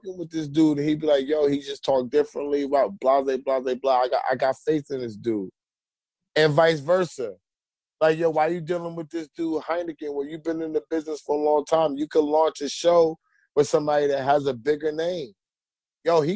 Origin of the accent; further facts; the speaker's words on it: New York City, New York, United States; I'm from Queens